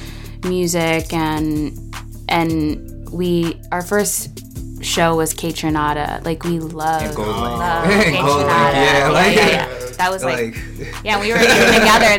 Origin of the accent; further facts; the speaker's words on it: New York City, New York, United States; now in Chicago, United States; I'm originally from New York City, born and raised. I was Brooklyn, Fort Greene.